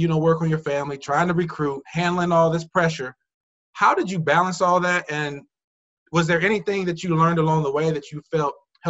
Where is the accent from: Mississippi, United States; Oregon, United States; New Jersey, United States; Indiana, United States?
Indiana, United States; also born or lived in Evansville, Indiana; I'm from the Midwest, so I'm from Indiana, I was living in Evansville